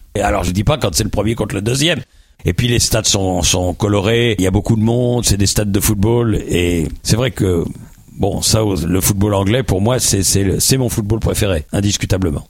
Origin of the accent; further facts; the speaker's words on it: Boulogne-Billancourt, Île-de-France, France; also born or lived in Paris; je suis né à Boulogne-Billancourt, juste à côté du Parc des Princes